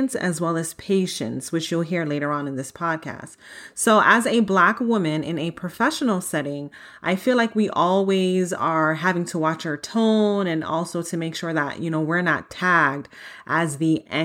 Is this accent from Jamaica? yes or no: yes; Jamaica; now in United States; I'm an immigrant as well. You guys know that I'm from Jamaica.